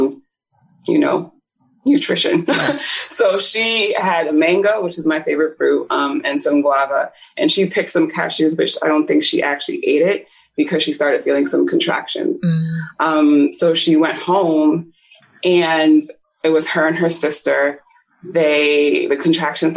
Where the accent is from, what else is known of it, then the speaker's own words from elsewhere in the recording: Nigeria; I was born in Nigeria